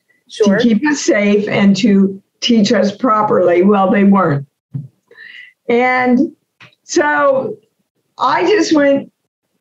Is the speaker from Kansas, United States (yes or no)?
yes; Kansas, United States; moved away as an adult; I'm an unknown from Kansas.